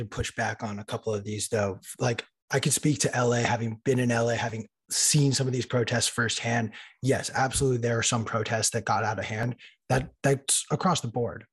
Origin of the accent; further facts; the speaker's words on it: Los Angeles, California, United States; I was in Los Angeles, in my hometown